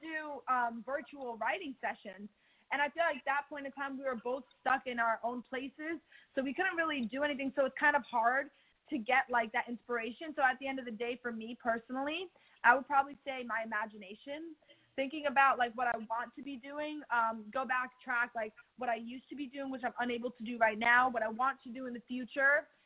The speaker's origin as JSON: {"language": "English", "region": "New Jersey", "country": "United States", "said": "I'm from Jersey"}